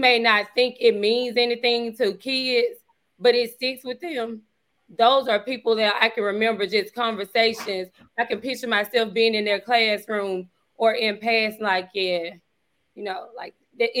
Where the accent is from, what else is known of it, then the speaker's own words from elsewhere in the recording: Coldwater, United States; moved away as an adult; now in Charleston; growing up in Coldwater, you know, small town